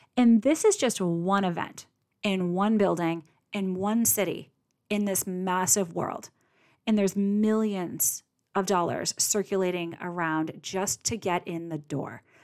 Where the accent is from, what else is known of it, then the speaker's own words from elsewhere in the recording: Boston, Massachusetts, United States; I'm from Boston